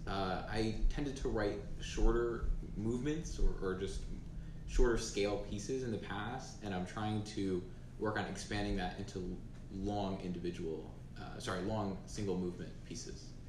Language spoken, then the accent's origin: English; New Jersey, United States; I'm 18, and I'm from New Jersey